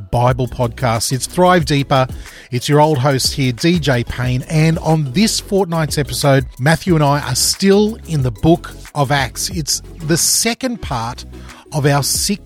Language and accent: English; Queensland, Australia; moved away; I'm a Queenslander, and if that doesn't mean anything to people around the world, I grew up in the sunny part of Australia, the warm part of Australia